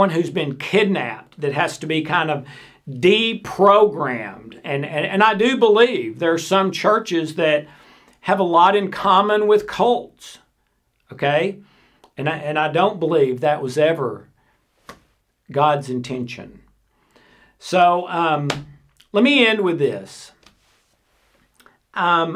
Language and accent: English; South Pittsburg, Tennessee, United States; this little 5,000 person town that I grew up in East Tennessee called South Pittsburgh